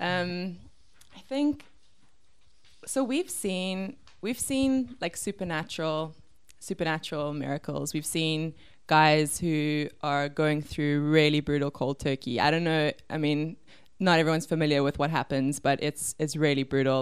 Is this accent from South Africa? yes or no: yes; Cape Town, Western Cape, South Africa; I am from Cape Town. I grew up in Bergvliet.